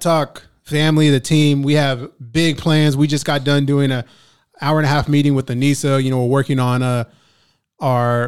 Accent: Ventura County, California, United States; I grew up in Ventura County

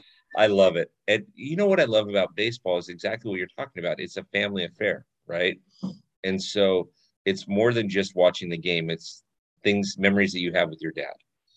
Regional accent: LA area, California, United States; born or raised there

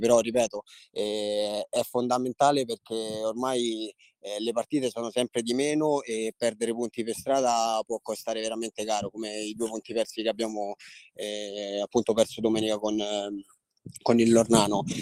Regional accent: Rome, Lazio, Italy; io sono di Roma, sono nato e cresciuto

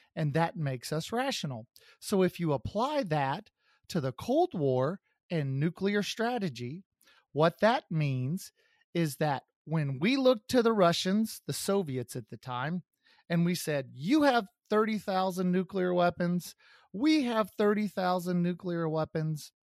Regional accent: Kansas City, United States; my hometown of Kansas City

